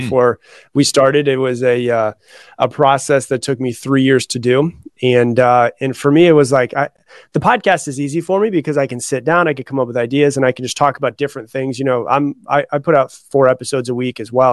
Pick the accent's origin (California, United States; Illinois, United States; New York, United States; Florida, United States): Florida, United States; now in Austin, United States; I was raised in Florida. I live in Austin, Texas now, but I was raised in Florida